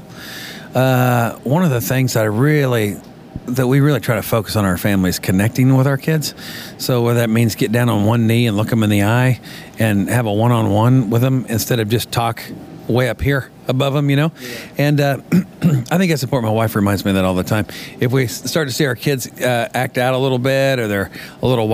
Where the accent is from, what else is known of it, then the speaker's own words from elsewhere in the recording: Colby, Kansas, United States; moved away as an adult; now in Nashville, United States; I am from Nashville, well, originally from Kansas, Colby, Kansas